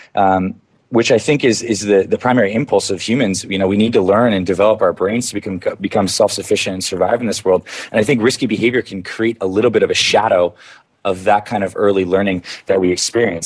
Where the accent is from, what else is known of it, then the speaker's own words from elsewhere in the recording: Canada; I grew up in Canada.